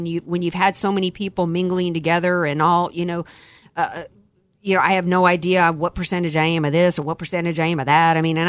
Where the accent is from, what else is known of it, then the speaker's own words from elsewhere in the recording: United States; I'm an American.